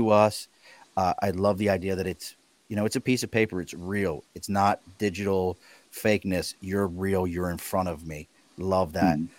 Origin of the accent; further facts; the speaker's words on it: Baltimore, Maryland, United States; I'm a kid from East Baltimore